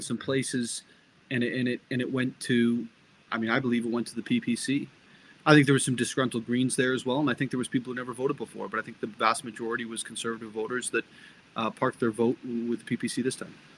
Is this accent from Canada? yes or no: yes; Barrie, Ontario, Canada; also born or lived in England; I, I, had the benefit of growing up in um, in government housing and not-for-profit housing in Barrie, Ontario